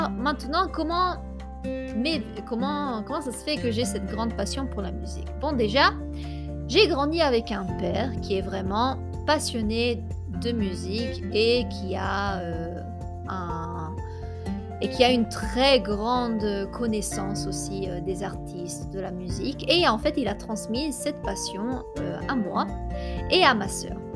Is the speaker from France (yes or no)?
yes; France; also born or lived in Italy; Je suis née en Italie. Mon papa est de Rapallo, qui est une petite ville à côté de Gênes, et ma maman, elle est de Rome. Et j'ai vécu euh, en Italie les quatre premières années de ma vie et ensuite, ben, on a tous déménagé euh, en France.